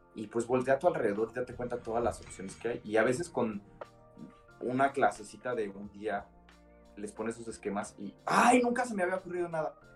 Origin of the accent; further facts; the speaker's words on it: Culiacán, Sinaloa, Mexico; moved away as an adult; also born or lived in Monterrey / Barcelona; now in Mexico City, Mexico; soy de Culiacán